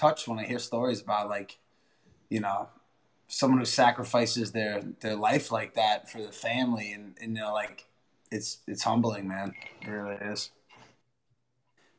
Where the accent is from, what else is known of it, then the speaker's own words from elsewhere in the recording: California, United States; I'm from California. I work at Hennessy's in Hermosa Beach